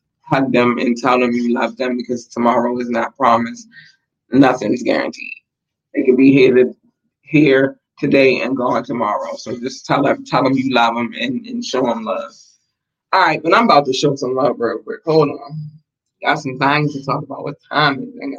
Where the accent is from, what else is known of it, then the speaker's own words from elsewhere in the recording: United States; We got the United States, and it's always love for my home country. I haven't been to another country yet